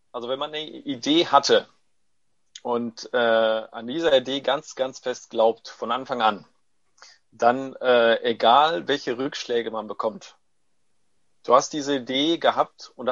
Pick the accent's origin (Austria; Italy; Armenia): Italy; Corato, Apulia; German is a second language; Äh, Produkte alle wirklich in Corato, da ist meine Heimatstadt, äh, hergestellt werden.